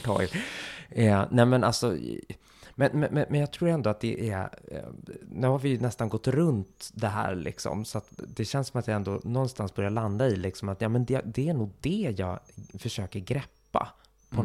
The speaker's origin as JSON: {"language": "Swedish", "town": "Stockholm", "region": "Stockholm County", "country": "Sweden", "also_born_or_lived": "Gothenburg", "said": "de enda jag hade i Stockholm som jag verkligen hade fortfarande en nära relation till, det var ju min familj"}